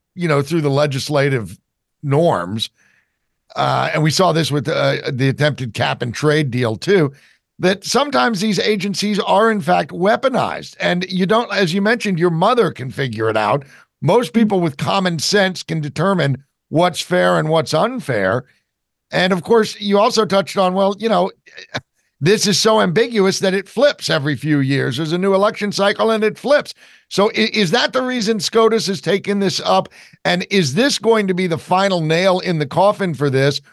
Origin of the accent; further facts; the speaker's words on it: New Jersey, United States; I'm from New Jersey